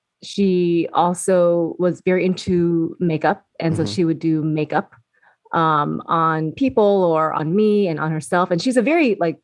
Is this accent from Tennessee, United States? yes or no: no; Seattle, Washington, United States; Born and raised in Seattle, Washington. Okay. So I'm first generation Vietnamese